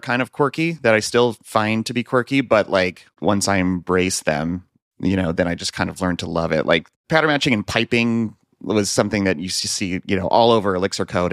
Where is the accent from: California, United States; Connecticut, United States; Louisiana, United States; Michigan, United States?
California, United States; Central Valley; moved away as an adult; now in Minneapolis, United States; I'm actually originally from California, grew up in the Central Valley, surrounded by fruit trees